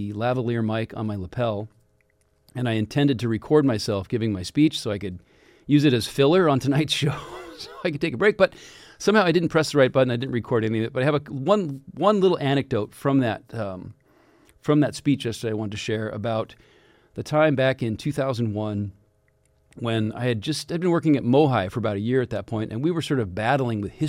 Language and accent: English; Kirkland, Washington, United States; over across the lake in Kirkland, my hometown